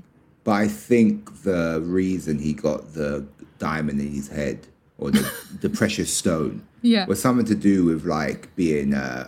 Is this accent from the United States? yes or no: no; London, United Kingdom; I grew up in London, so I'm used to living like London.